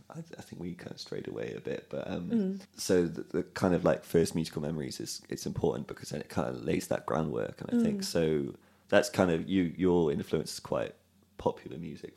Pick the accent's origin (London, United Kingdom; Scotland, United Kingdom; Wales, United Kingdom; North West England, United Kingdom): Wales, United Kingdom; Cardiff